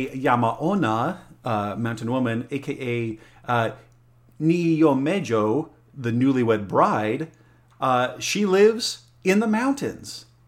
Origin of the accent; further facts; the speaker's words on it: Alamosa, Colorado, United States; Well, I grew up in Colorado, there in Alamosa, the San Luis Valley.